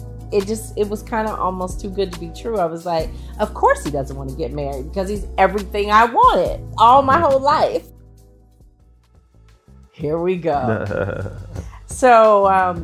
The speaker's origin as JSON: {"language": "English", "town": "Oakland", "region": "California", "country": "United States", "said": "I'm from Oakland"}